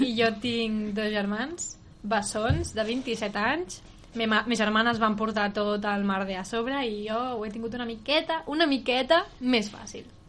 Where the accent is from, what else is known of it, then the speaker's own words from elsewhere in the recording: Sant Vicenç, Catalonia, Spain; som de Sant Vicenç